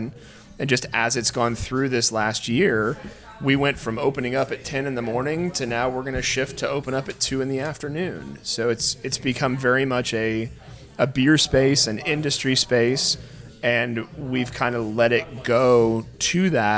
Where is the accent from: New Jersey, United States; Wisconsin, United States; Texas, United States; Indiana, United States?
Indiana, United States; Indianapolis; moved away as an adult; also born or lived in Chicago; growing up in the Broad Ripple area